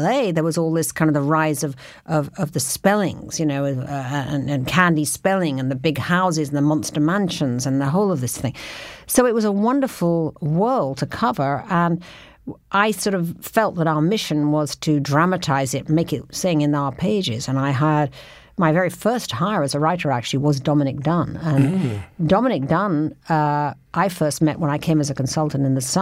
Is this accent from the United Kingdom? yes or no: yes; London, United Kingdom; moved away as an adult; I was from London, and so it was all new to me